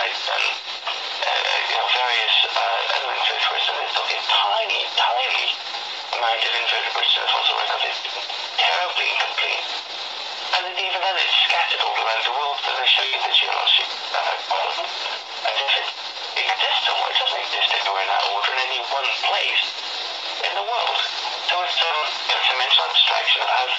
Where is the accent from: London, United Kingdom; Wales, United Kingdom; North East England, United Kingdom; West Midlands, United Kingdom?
Wales, United Kingdom; I'm from Wales